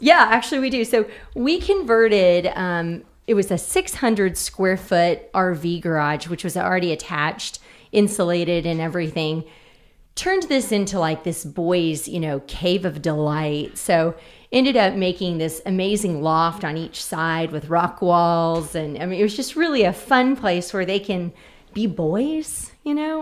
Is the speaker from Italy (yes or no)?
no; Oklahoma City, Oklahoma, United States; born and raised in Oklahoma City, Putman